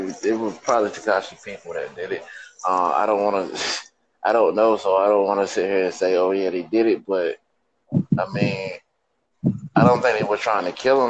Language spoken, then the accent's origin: English; North Carolina, United States; now in Connecticut, United States; I'm from North Carolina, though.